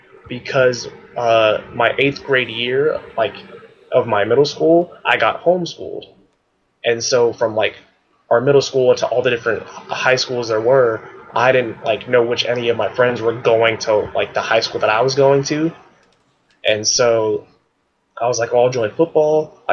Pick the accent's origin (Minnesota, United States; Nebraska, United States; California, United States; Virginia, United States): California, United States; Palmdale; So I grew up in a place called Palmdale, California, which is like an hour away from LA.